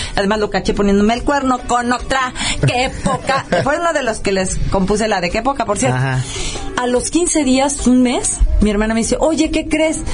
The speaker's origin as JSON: {"language": "Spanish", "town": "Rioverde", "region": "San Luis Potosí", "country": "Mexico", "tie": "born or raised there", "moved": "yes", "said": "en mi casa en Río Verde, mi mamá hacía una unos que allá en mi pueblo le llamábamos panquequis"}